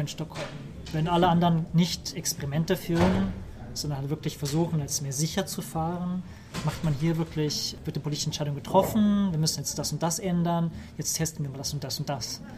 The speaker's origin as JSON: {"language": "German", "country": "Germany", "also_born_or_lived": "Trollhättan, Sweden", "moved": "as an adult", "lives_now": "Sweden", "said": "als Deutscher"}